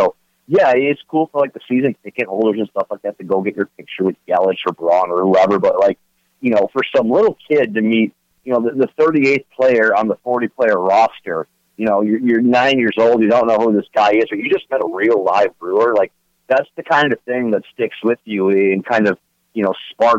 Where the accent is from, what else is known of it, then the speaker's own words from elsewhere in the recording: Milwaukee, Wisconsin, United States; growing up in Milwaukee